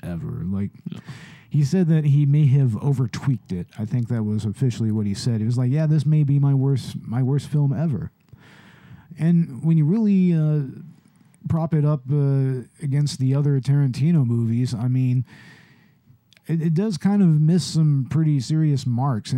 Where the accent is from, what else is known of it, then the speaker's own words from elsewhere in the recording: Texas, United States; I'm a Texan who doesn't drink Big Red.